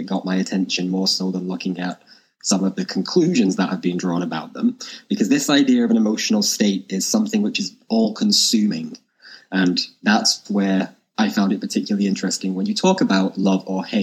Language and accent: English; Ireland; I grew up in Ireland and I went to Catholic school